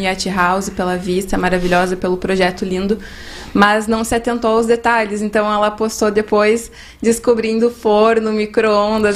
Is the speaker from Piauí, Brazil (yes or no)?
no; Três Passos, Rio Grande do Sul, Brazil; moved away; Eu sou de pertinho, três passos